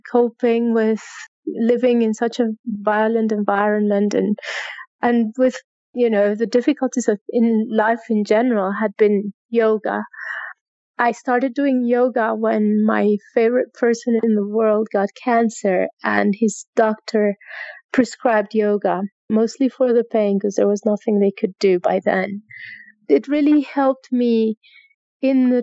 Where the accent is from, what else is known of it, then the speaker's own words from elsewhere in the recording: Bogotá, Colombia; English is a second language; I'm originally from Bogota, Colombia. And I grew up here in Bogota in a privileged family.